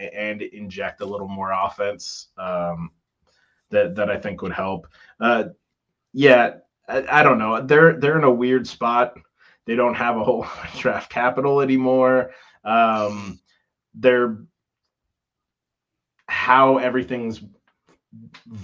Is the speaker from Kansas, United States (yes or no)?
no; Oregon, United States; I'm from Oregon.